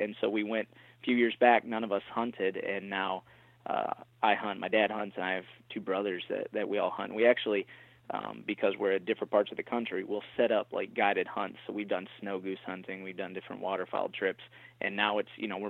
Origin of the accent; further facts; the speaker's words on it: Michigan, United States; So, I mean, you know, growing up in Michigan, it's almost like a rite of passage.